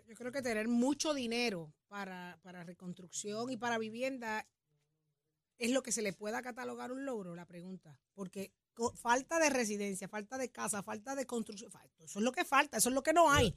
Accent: Puerto Rico; como buen puertorriqueño

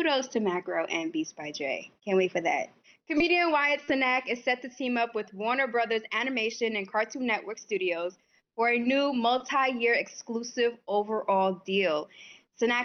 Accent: Haiti; moved away; my hometown, my home culture

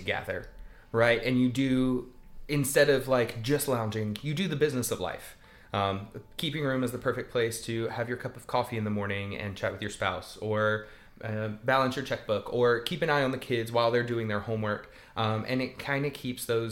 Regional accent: South Louisiana, United States; I grew up in South Louisiana

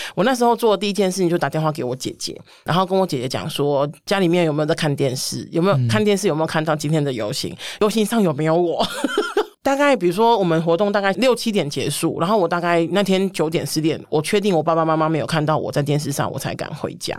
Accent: Kaohsiung, Taiwan; moved away as an adult; also born or lived in Taipei; 我是土生土长的高雄， 甚至那时候我也还没有上台北工作啊，哦，所以我的哦。所有的生活都在高雄

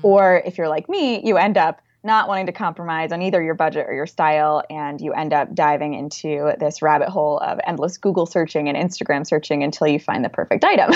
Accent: Wilmington, Delaware, United States; now in Washington, D.C., United States; I grew up in Wilmington, Delaware

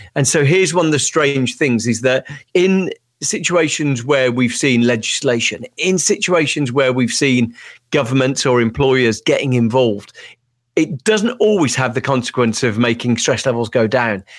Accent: Birmingham, West Midlands, United Kingdom; I'm from Birmingham, U K

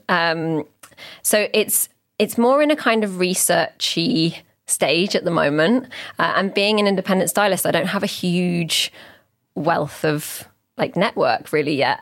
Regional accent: Oxford, South East England, United Kingdom; As someone who is like born and raised in Oxford, I, and I've stayed here my whole life, I haven't moved away or anything

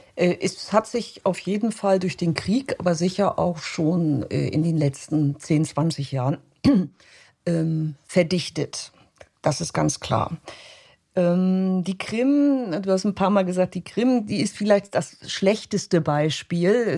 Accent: Hamburg, Germany; moved away as an adult; now in Vienna, Austria; ich bin, komme aus Deutschland, ich komme aus Hamburg

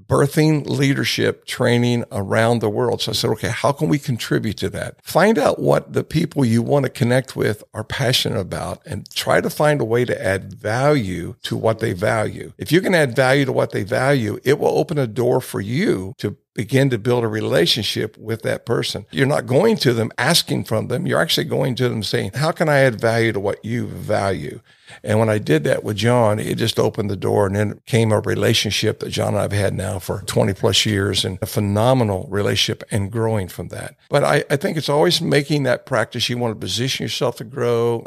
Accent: Ohio, United States; a boy growing up in Ohio

